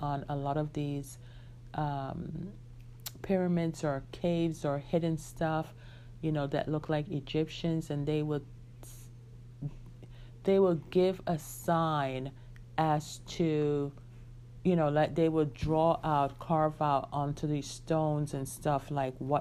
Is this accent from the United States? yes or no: yes; United States; I was growing up in the United States